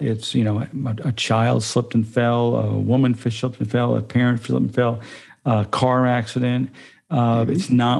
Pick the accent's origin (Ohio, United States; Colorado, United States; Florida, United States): Florida, United States; Tallahassee; born or raised there